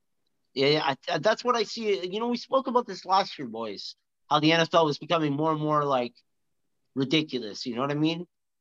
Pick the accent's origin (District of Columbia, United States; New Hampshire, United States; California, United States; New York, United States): California, United States; Compton; I'm from Compton